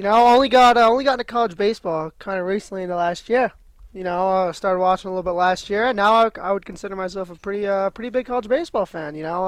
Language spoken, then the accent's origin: English; Orange County, New York, United States; freshman here at St. Bonaventure. I'm from Orange County, New York, not California